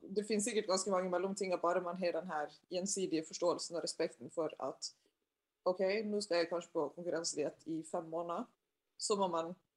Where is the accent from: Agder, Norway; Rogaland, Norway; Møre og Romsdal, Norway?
Møre og Romsdal, Norway; Sunnmøre; jeg er sunnmøring sjøl